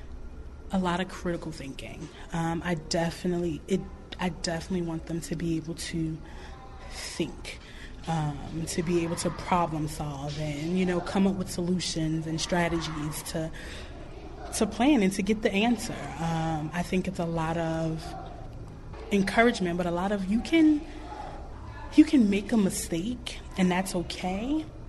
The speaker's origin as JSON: {"language": "English", "region": "New York", "country": "United States", "moved": "yes", "lives_now": "Mississippi, United States", "said": "I'm from New York."}